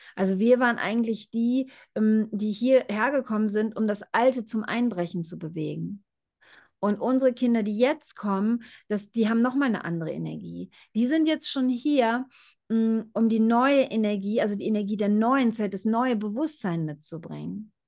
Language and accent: German; Germany; moved away; ich bin ja auch in Deutschland groß geworden.